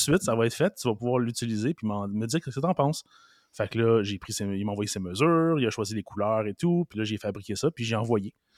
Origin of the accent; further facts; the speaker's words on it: Montreal, Quebec, Canada; je suis né à Montréal, Verdun